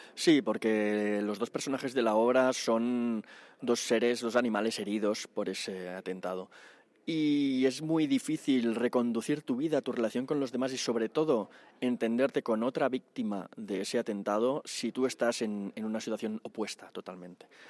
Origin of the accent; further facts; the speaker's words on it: Barcelona, Catalonia, Spain; now in Madrid, Spain; yo soy de ahí, vivo en Madrid, pero soy de Barcelona